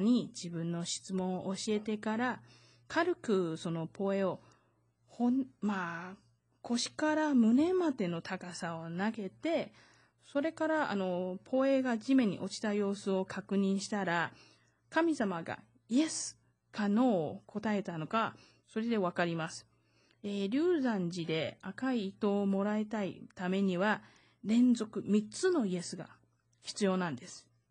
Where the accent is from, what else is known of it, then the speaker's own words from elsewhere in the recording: Taiwan; 台湾生まれ、台湾育ち